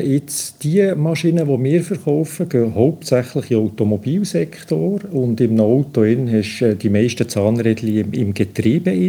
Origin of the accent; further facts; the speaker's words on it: Bern, Switzerland; dass ich als Berner, der etwa halb so schnell reden, deutlich mehr Zeit werde brauchen